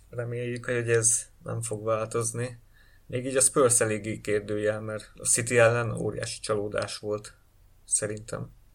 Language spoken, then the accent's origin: Hungarian; Hungary; mi magyarok vagyunk